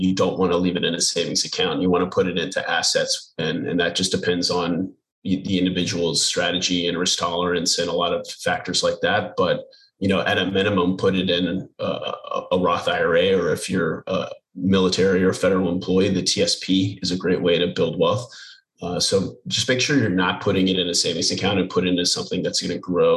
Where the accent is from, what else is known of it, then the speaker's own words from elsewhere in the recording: Houston, Texas, United States; moved away as an adult; also born or lived in Newport, Rhode Island / Pensacola, Florida / California / Atsugi, Japan; I'm originally from Houston, Texas.